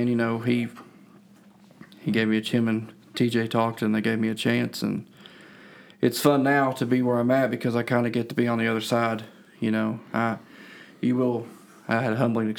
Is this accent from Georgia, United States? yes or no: no; Boyd County, Kentucky, United States; I was born in Boyd County and I was raised in Boyd County